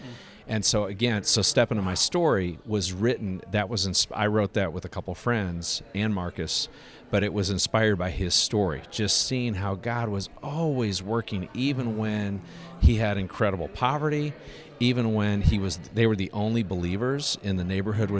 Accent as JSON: {"language": "English", "country": "DR Congo", "tie": "born or raised there", "said": "I grew up in Congo and lived there for 8 years, and my parents have been missionaries there for a little over 40 years"}